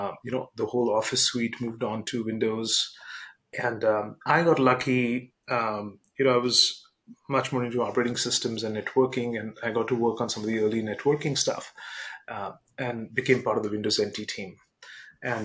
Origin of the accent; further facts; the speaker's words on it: India; moved away as an adult; now in United States; I grew up in India. I got my undergraduate degree in computer engineering in India.